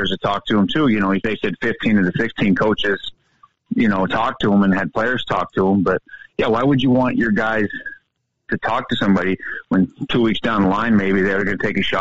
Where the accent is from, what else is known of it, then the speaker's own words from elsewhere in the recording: Butte, Montana, United States; I come from Butte.